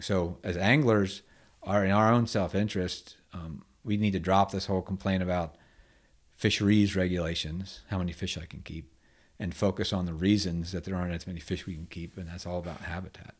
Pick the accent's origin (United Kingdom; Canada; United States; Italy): United States; growing up in Chesapeake Bay Area, Bay Area in the '70s